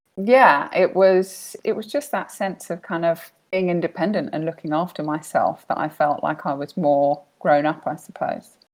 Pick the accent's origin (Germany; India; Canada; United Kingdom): United Kingdom; now in Bahrain; I am British, but currently living in Bahrain in the Middle East